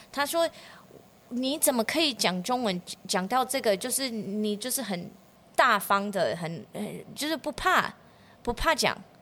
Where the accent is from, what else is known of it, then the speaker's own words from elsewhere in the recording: United States; Chinese is a second language; moved away as an adult; also born or lived in Changhua, Taiwan; now in Yongjing, Taiwan; 我是科班出身的，我就是在美国长大